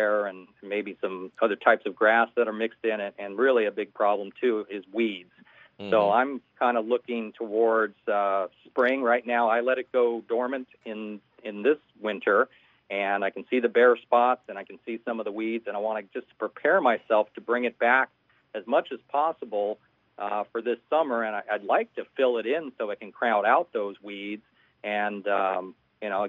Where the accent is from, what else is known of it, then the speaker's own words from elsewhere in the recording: Tucson, Arizona, United States; moved away; I grew up in Tucson